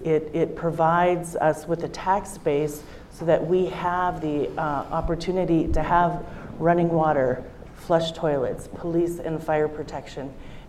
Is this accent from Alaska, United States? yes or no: yes; Utqiagvik, Alaska, United States; I'm from Utqiagvik, which is formerly known as Barrow, Alaska, and I grew up in rural Alaska